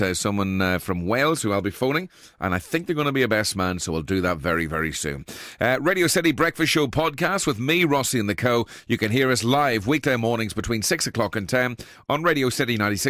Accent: Ireland; now in Liverpool, United Kingdom; I'm from Ireland originally, but now residing in Liverpool.

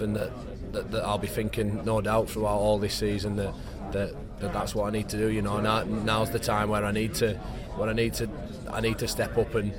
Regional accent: Whitehaven, North West England, United Kingdom; moved away as an adult; also born or lived in Leeds; now in St Helens, United Kingdom; I'm from Cumbria and Whitehaven especially

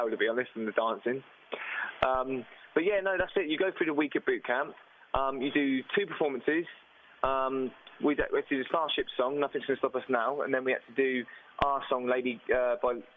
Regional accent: Southampton, South East England, United Kingdom; We're all from Southampton.

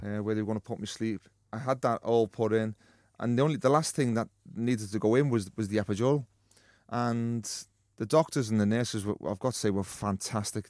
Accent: Liverpool, North West England, United Kingdom; a young lad growing up in Liverpool

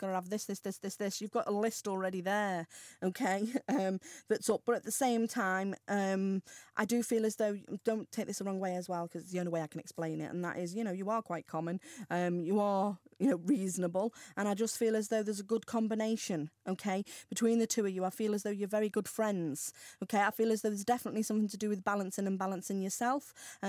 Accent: Ellesmere Port, North West England, United Kingdom; I'm Ellesmere Port.

